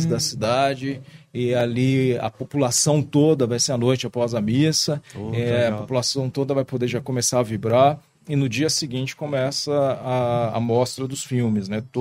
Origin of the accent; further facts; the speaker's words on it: Brazil; E nós somos brasileiros, nós somos um povo extremamente criativo